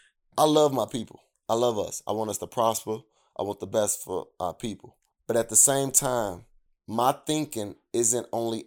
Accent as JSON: {"language": "English", "town": "Chicago", "region": "Illinois", "country": "United States", "tie": "born or raised there", "said": "I grew up on the South Side of Chicago around nothing but black people."}